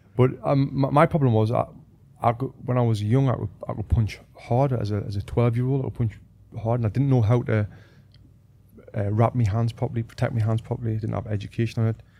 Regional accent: Sunderland, North East England, United Kingdom; moved away as an adult; also born or lived in Manchester / Sheffield; I'm from Sunderland in the northeast of England.

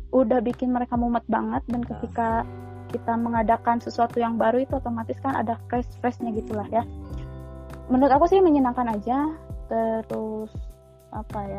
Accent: West Java, Indonesia; bagaimana bisa kita sebagai orang Sunda tidak tidak mencintai gitu.

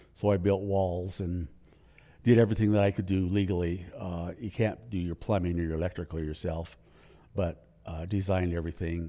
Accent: Livingston, Montana, United States; also born or lived in Billings, Montana / Spokane, Washington; now in Helena, United States; I was born in Billings, but I grew up in Livingston

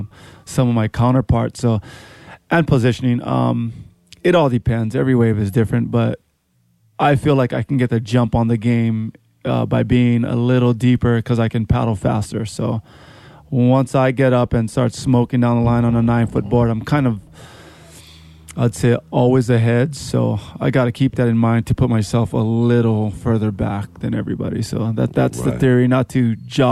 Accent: Honolulu, Hawaii, United States; also born or lived in Mililani, Hawaii / North Shore, Oahu; I grew up in Waikiki

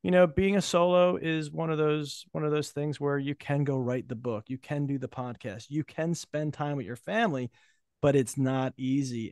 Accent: New Jersey, United States; I'm from Jersey

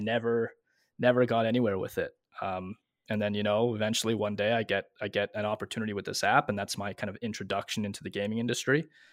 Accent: Montreal, Quebec, Canada; moved away as an adult; also born or lived in Ontario; I'm originally from Montreal, but I moved out into Ontario.

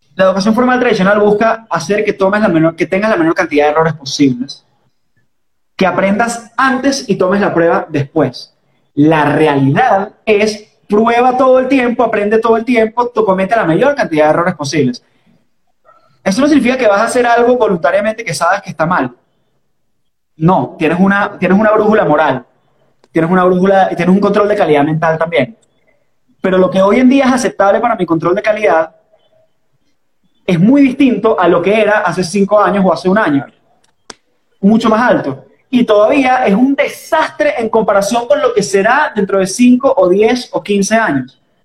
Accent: Caracas, Capital District, Venezuela; accent: caraqueño; ese es el acento caraqueño, ese es mi acento.

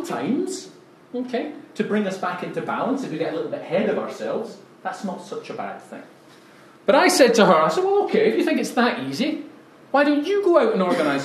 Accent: Scotland, United Kingdom; I'm Scottish after all

